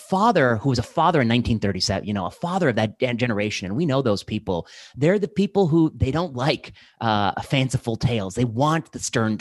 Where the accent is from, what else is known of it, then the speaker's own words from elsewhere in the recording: India; I'm Indian